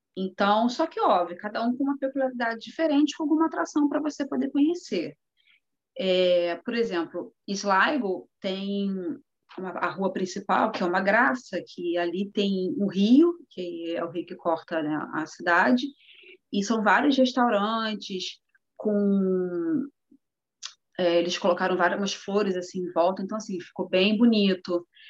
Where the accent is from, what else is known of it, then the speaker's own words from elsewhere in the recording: Rio de Janeiro, Brazil; moved away as an adult; now in Europe; eu sou do Rio de Janeiro, sou acostumada com praia